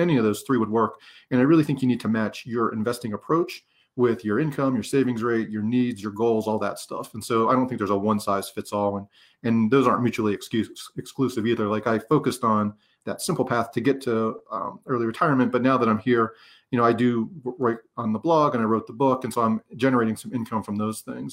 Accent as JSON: {"language": "English", "region": "Pennsylvania", "country": "United States", "moved": "as an adult", "said": "I'm from Pennsylvania"}